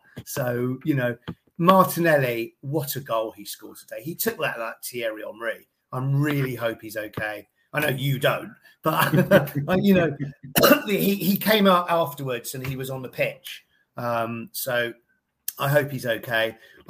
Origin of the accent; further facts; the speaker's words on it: London, United Kingdom; At least we're from London. Because I think if you look up, Haringey was not even in London until 1960.